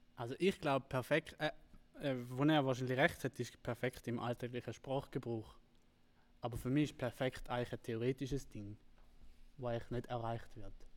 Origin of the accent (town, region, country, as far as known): Switzerland